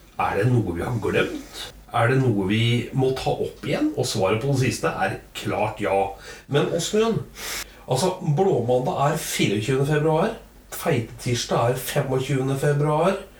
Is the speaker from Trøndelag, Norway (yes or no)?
yes; Trøndelag, Norway; der jeg kommer fra, oppe i Trøndelag